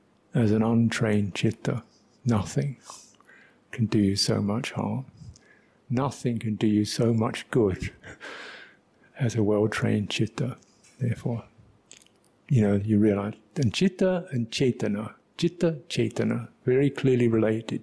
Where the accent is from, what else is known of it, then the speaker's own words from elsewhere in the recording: London, United Kingdom; I was brought up in London